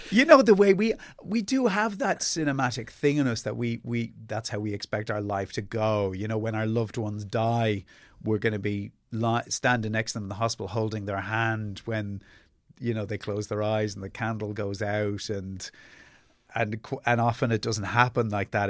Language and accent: English; Ireland; born or raised there; also born or lived in England